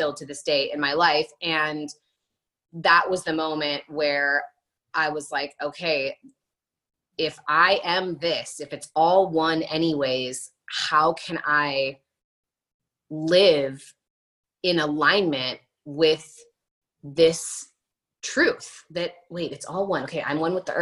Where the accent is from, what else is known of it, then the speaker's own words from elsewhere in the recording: New York City, New York, United States; as a New Yorker, like as a cynical New Yorker